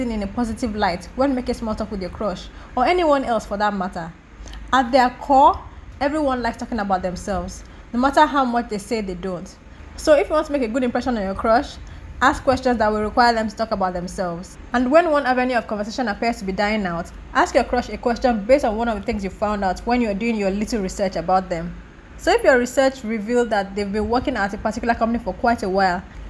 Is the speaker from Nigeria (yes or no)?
yes; Nigeria; As a Nigerian living in Nigeria